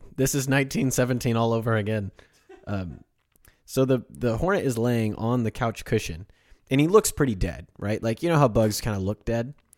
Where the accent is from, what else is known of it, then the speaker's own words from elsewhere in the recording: Kansas, United States; moved away; also born or lived in Oklahoma; I'm from Oklahoma, or I'm from Kansas